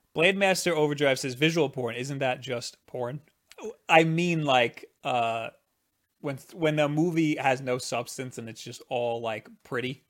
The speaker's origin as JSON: {"language": "English", "region": "New York", "country": "United States", "said": "I'm from New York"}